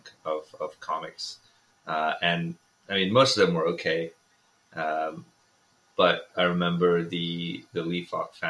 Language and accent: English; India; I was growing up in India